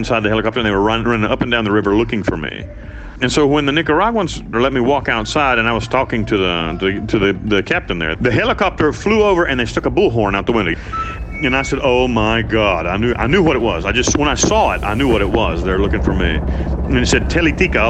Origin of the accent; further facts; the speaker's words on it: United States; moved away as an adult; I'm an American citizen